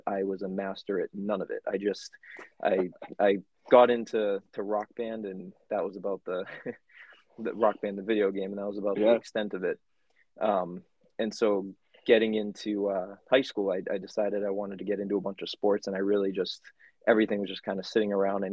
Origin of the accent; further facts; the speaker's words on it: Rowley, Massachusetts, United States; also born or lived in Dracut, Massachusetts / Connecticut; the small town part in Rowley, right next to Ipswich. And so I grew up there, been in Massachusetts my whole life.